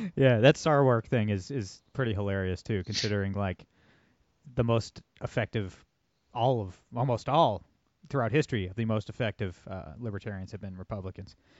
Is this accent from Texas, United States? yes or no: no; Toledo, Ohio, United States; my hometown of Toledo, Ohio